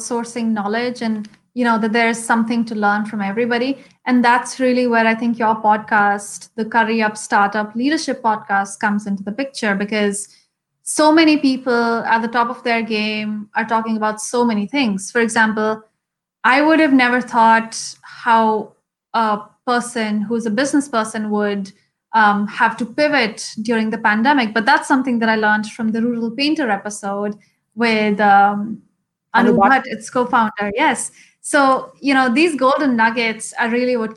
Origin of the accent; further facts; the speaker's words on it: Shimla, Himachal Pradesh, India; first language Hindi; English is a second language; the lifestyle in Shimla, I think, is very closely associated with nature, at least when I was growing up